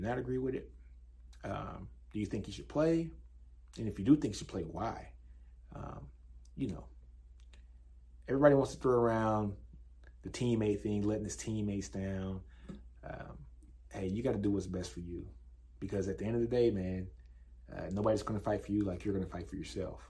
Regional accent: Shreveport, Louisiana, United States; I grew up in Shreveport, Louisiana

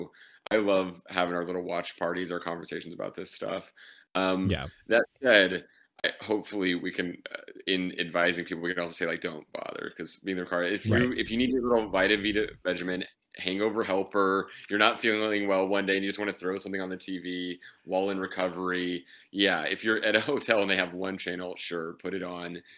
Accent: Oklahoma, United States; moved away; my hometown in Oklahoma

